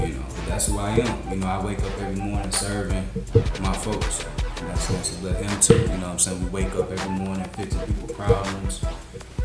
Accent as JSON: {"language": "English", "town": "Atlanta", "region": "Georgia", "country": "United States", "said": "I'm from the East Beach Atlanta area. Specifically, like the 4th Ward Boulevard area"}